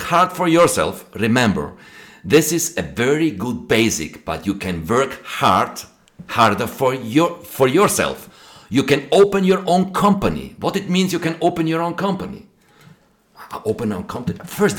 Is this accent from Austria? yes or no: yes; Austria; English is a second language